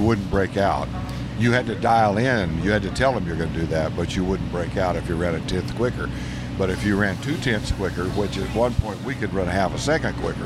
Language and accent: English; Phoenix, Arizona, United States; also born or lived in Sierra Vista, Arizona; I'm a native Arizona. My wife is also. Our kids all was born in Arizona, grew up in Arizona. We grew up in South Phoenix